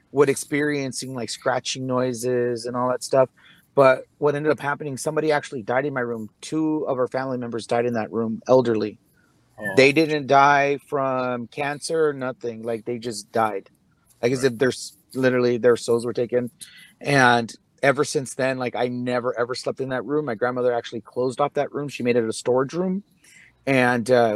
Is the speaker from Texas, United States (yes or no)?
yes; San Antonio, Texas, United States; I grew up on the West Side